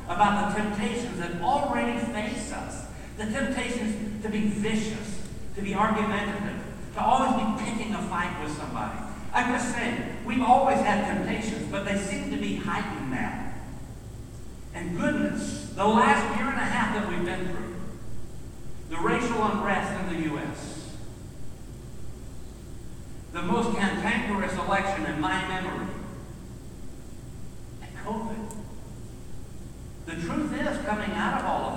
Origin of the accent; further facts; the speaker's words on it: Middle Tennessee, United States; growing up in Middle Tennessee